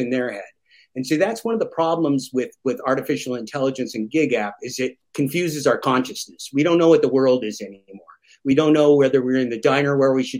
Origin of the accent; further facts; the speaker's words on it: the Northwest of the United States, Portland and Washington, Pacific Northwest, United States; I come from the Northwest of the United States, Portland and Washington